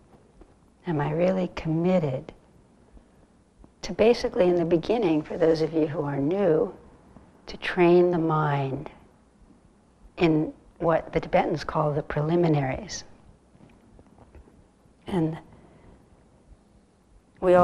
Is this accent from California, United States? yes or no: yes; California, United States; moved away; I grew up in California